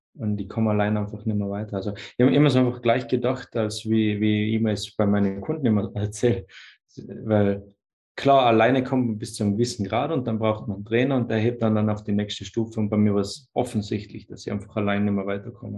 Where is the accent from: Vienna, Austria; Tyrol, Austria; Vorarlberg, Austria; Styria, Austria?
Tyrol, Austria; Ich komme aus Tirol in Österreich